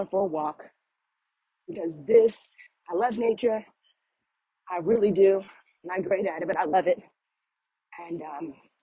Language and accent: English; East Orange, New Jersey, United States; now in South Carolina, United States; Formerly, I'm from East Orange, New Jersey.